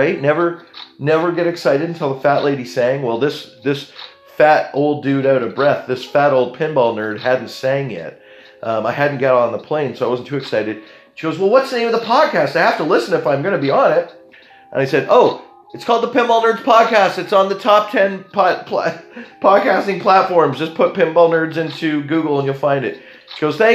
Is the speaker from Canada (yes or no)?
yes; Canada; I'm being very Canadian about it